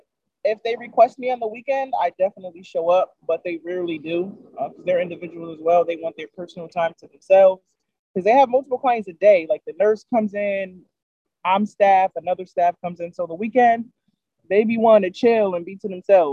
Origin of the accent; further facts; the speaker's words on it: New Haven, Connecticut, United States; Honestly, I grew up in the manor. My grandma, she raised me in the manor, Whaley Avenue, Fair Haven, Dixwell